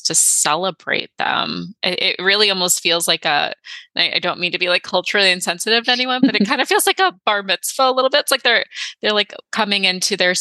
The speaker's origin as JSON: {"language": "English", "region": "Michigan", "country": "United States", "said": "I'm from Michigan"}